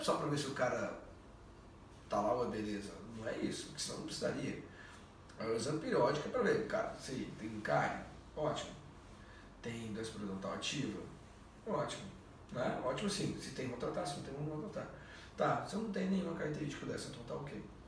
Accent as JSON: {"language": "Portuguese", "country": "Brazil", "said": "nós brasileiros"}